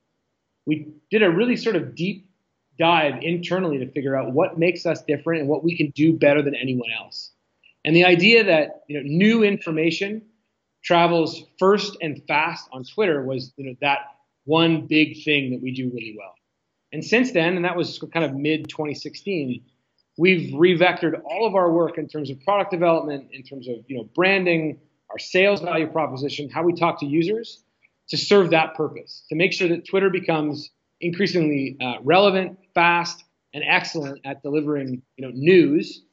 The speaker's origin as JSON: {"language": "English", "town": "Ottawa", "region": "Ontario", "country": "Canada", "tie": "born or raised there", "moved": "as an adult", "lives_now": "Toronto, Canada", "said": "I'm a proud Canadian, born and raised in Ottawa, now living in Toronto for the last 20 years or so"}